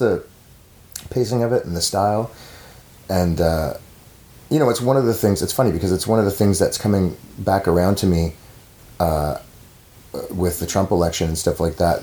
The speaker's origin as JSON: {"language": "English", "country": "Canada", "said": "as a Canadian"}